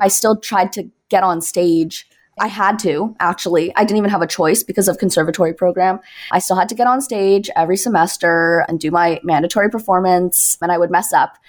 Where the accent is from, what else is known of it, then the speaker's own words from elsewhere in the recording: Toronto, Ontario, Canada; moved away as an adult; now in Brooklyn, United States; I'm originally from Toronto, Canada